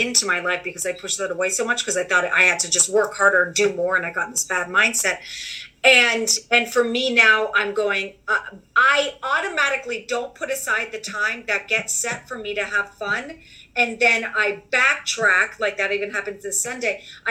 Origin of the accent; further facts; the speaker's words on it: New York City, New York, United States; being a New Yorker